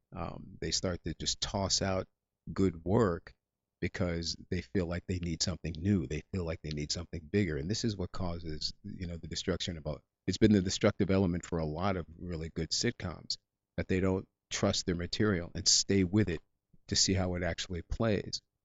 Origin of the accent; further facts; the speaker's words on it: Englewood, New Jersey, United States; I'm actually from Englewood, New Jersey